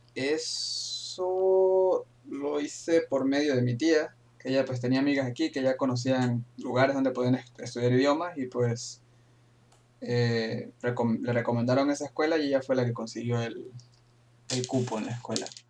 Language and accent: Spanish; Venezuela; moved away as an adult; now in Frankfurt am Main, Germany; yo soy de Venezuela